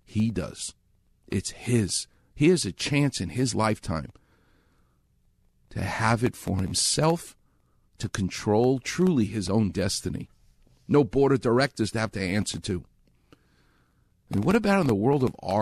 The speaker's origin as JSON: {"language": "English", "region": "New York", "country": "United States", "moved": "yes", "said": "I'm from New York."}